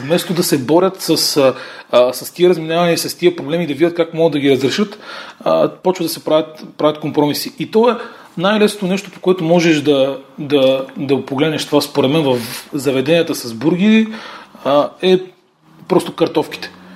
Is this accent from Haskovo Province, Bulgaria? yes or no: yes; Dimitrovgrad, Haskovo Province, Bulgaria; now in Sofia, Bulgaria; аз съм от Димитровград